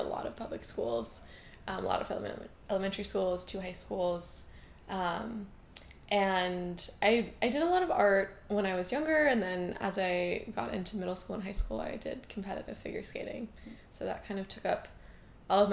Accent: Newton, Massachusetts, United States; also born or lived in Providence, Rhode Island; now in New York City, United States; I grew up in kind of like an urban suburb of Boston. I was born in Providence and spent a few years there, but most of my childhood was in New Inn

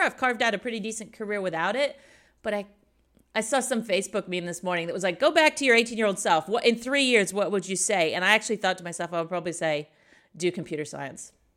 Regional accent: Indiana, United States; moved away as an adult; also born or lived in Sydney, Australia; now in Munich, Germany; I grew up in Indiana, which is the boring part no one's ever visited in the middle of the U S

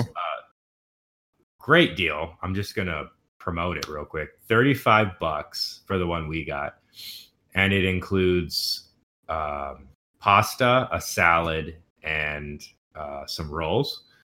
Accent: Houston, Texas, United States; moved away; growing up in Houston, we had very specific uh, traditions

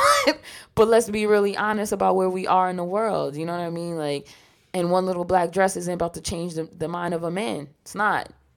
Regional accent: New York, United States; growing up in New York

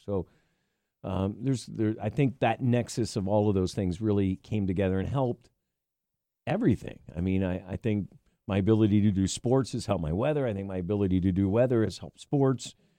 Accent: Millersville, Pennsylvania, United States; I grew up in Millersville, Lancaster County

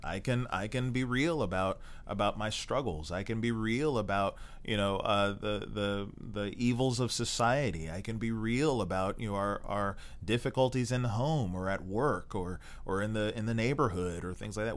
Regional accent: Maryland, United States; also born or lived in Texas; now in Baltimore, United States; Baltimore, which was you know uh, m- you know my home state in Maryland.

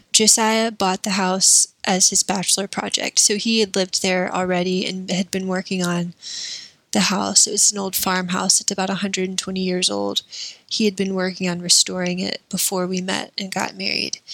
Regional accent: Columbia, South Carolina, United States; moved away as an adult; also born or lived in Tupelo, Mississippi; I was raised in South Carolina

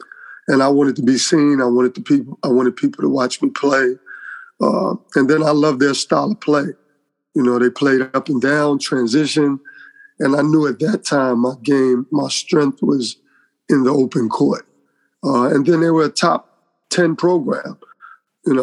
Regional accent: New York, United States; Yes, I'll tell everyone, you know, New York made me just that competitive environment every day.

